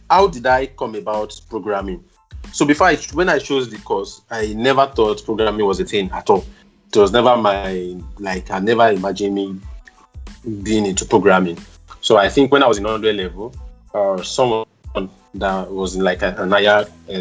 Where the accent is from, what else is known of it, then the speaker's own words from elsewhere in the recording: Ogun State, Nigeria; also born or lived in Akure; I'm a Nigerian, by birth. I was born in Ogun State